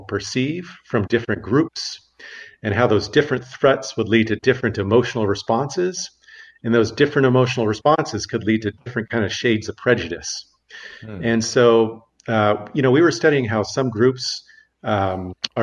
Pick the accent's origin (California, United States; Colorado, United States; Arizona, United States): Arizona, United States; Phoenix; moved away as an adult; also born or lived in Albuquerque, New Mexico; now in Amsterdam, Netherlands; I was born and raised in Phoenix, Arizona